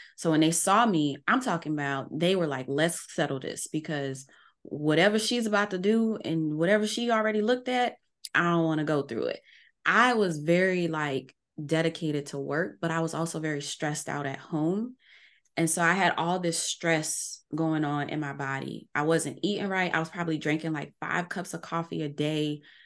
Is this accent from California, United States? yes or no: no; New Orleans, Louisiana, United States; I'm from New Orleans.